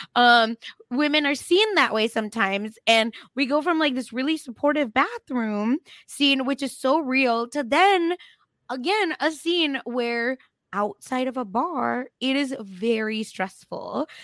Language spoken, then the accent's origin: English; India; moved away; I grew up in India